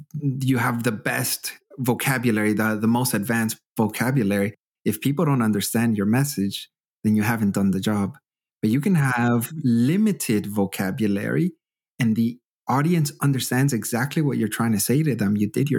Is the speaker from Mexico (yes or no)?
no; Canada; now in Germany; But I still, as a Canadian, still get shy sometimes to be very honest with them about certain aspects.